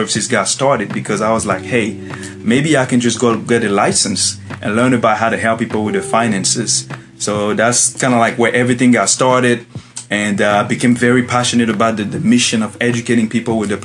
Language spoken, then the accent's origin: English; Côte d’Ivoire; moved away as an adult; now in United States; I'm originally from the Ivory Coast, West Africa. So I was born and raised there.